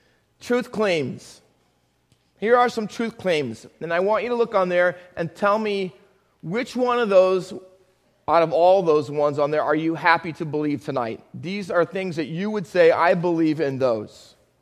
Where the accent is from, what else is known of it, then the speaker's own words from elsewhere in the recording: Findlay, Ohio, United States; also born or lived in Camden, New Jersey; I was born in Camden. Come on. Cooper Hospital. Kevin Carver. Whew. All right. I went to elementary school in Findlay, Ohio.